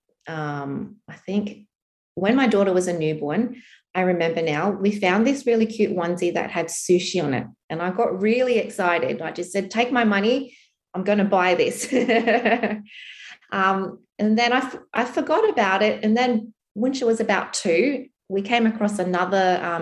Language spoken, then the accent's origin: English; Australia; an Australian, Asian migrant, second generation migrant family